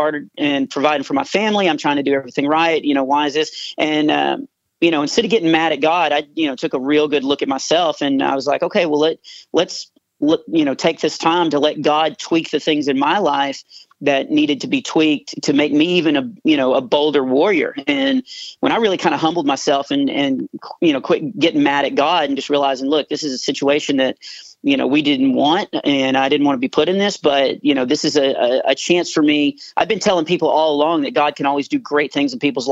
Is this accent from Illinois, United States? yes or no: no; Texas, United States; I'm from Texas